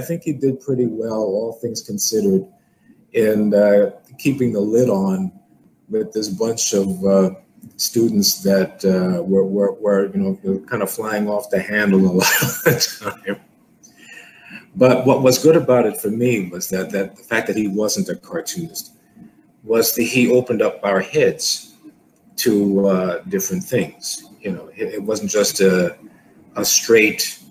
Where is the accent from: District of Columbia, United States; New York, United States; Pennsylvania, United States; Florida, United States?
New York, United States; New York City; growing up in New York was the right thing for me